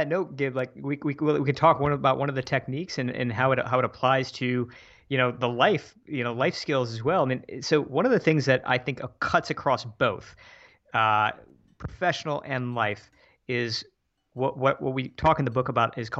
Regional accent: Midwest, United States; we're both from the Midwest originally, and we just set up this new life for ourselves.

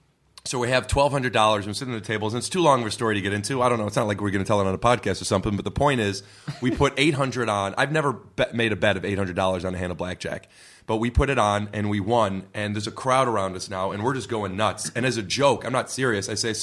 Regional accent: Cleveland, Ohio, United States; born or raised there

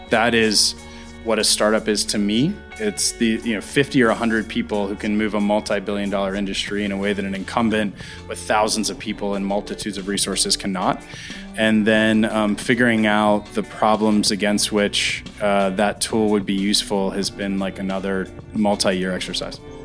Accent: Pittsburgh, Pennsylvania, United States; I grew up in Pittsburgh, a little bit outside of Pittsburgh

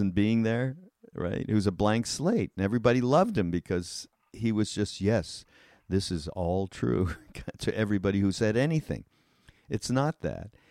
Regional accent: Canada; I'm Canadian

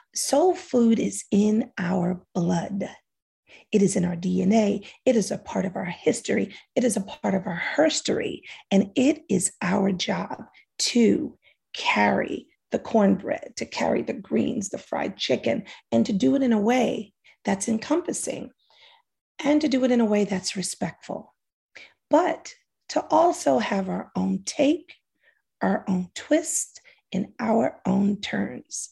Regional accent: New York City, New York, United States; I'm from Harlem.

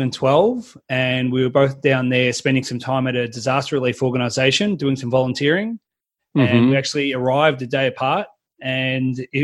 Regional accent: Melbourne, Victoria, Australia; I am Australian from Melbourne, the best city in the world.

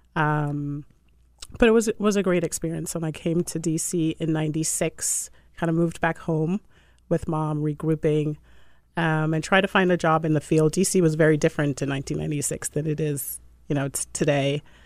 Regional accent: Jamaica; also born or lived in Puerto Rico / Boston; now in Washington D.C., United States; I was born in Jamaica. I'm, I'm Jamaican, and uh, my mom worked for the Jamaican embassy, and she opened an office in Puerto Rico, which is how we ended up in Puerto Rico. I left high school and went to Boston there.

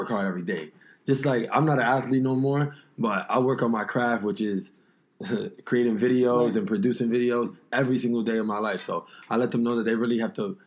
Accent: New York, United States; I'm from New York

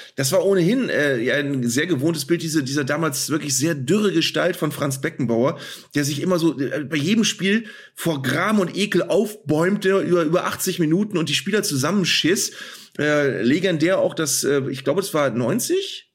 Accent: Northern Germany, Germany; als Norddeutscher

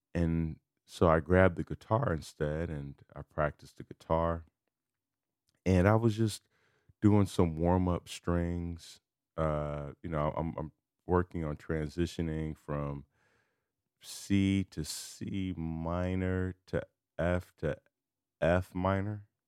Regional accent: Chicago, Illinois, United States; I'm from Chicago.

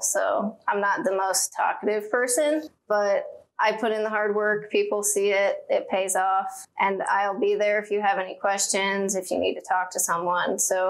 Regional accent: Ashland, United States; born or raised there

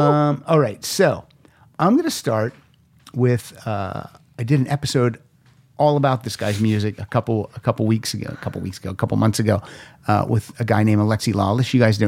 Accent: Pennsylvania, United States; also born or lived in Chicago; your mom's from Massachusetts, I'm from Pennsylvania, by way of Chicago, or Chicago by way of Pennsylvania. We do not miss the cold weather anymore.

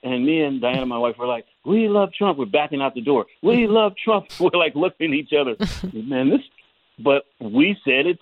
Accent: California, United States; also born or lived in Petersburg, Virginia; now in Texas, United States; raised in California

